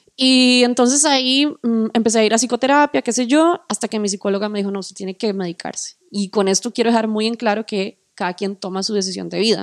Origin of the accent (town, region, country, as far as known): Costa Rica